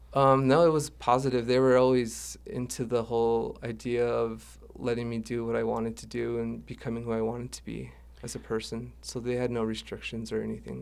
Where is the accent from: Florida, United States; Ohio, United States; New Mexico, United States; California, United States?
New Mexico, United States; Dulce; also born or lived in Santa Fe, New Mexico / Jemez Pueblo, New Mexico; we moved up to Dulce, where I lived for about twenty-four years.